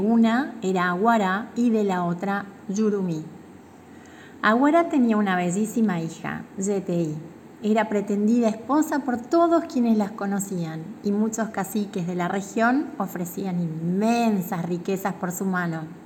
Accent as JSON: {"language": "Spanish", "region": "Misiones", "country": "Argentina", "said": "soy de Misiones, tengo 39 años"}